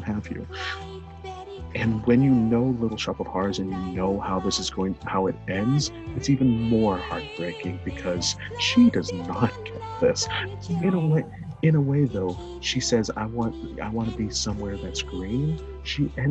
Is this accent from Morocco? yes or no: no; Guatemala; I'm not from Argentina, but I'm from Guatemala